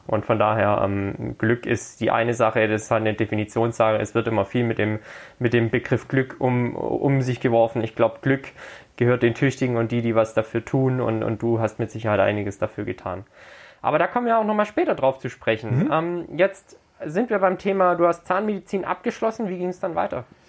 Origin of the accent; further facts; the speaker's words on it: Herrenberg, Baden-Württemberg, Germany; Herrenberg meine Herzensstadt, meine Geburtsstadt